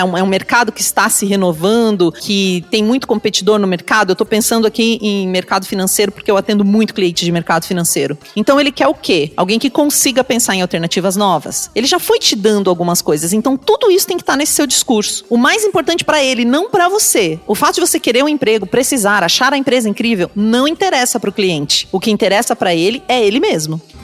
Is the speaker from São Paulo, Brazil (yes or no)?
no; Pato Branco, Paraná, Brazil; eu nasci lá em Pato Branco.